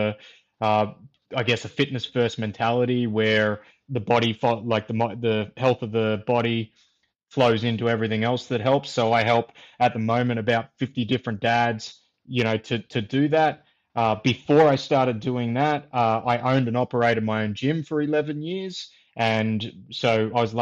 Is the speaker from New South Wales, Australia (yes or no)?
yes; near the Victorian border, rural New South Wales, Australia; moved away; also born or lived in Queensland; I grew up in New South, like rural part of New South Wales, where down near the Victorian border